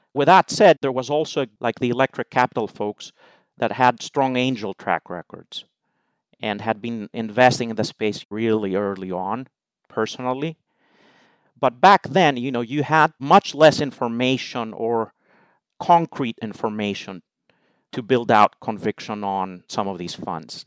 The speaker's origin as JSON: {"language": "English", "country": "Greece", "tie": "born or raised there", "also_born_or_lived": "United Kingdom / United States", "moved": "as an adult", "said": "I am Greek, so I was born and raised in Greece"}